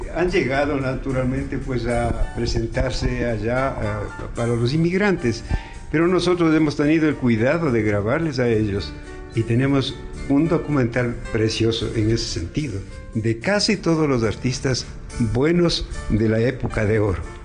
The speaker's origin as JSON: {"language": "Spanish", "country": "Ecuador", "moved": "yes", "lives_now": "United States", "said": "somos ecuatorianos"}